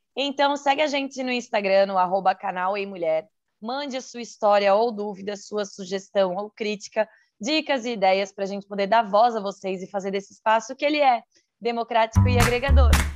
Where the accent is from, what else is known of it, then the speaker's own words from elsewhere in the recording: Santa Catarina, Brazil; sou de Santa Catarina